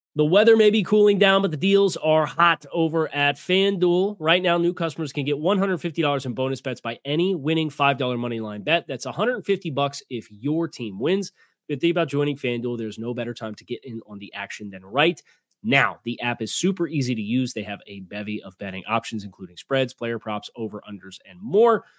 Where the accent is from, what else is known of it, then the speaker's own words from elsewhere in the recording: Mid-Atlantic, United States; I'm personally from the Mid-Atlantic